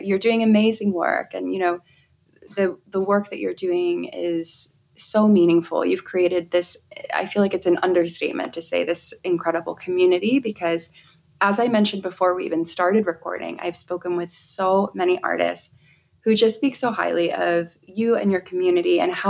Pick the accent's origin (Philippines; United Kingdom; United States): United Kingdom; England; personal experiences growing up in England and the countryside.